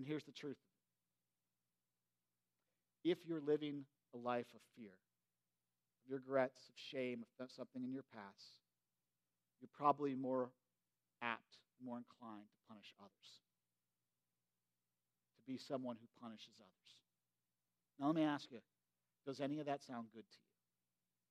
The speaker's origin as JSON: {"language": "English", "country": "United States", "tie": "born or raised there", "said": "I grew up in Perry County, you know, and I grew up in this old farmhouse"}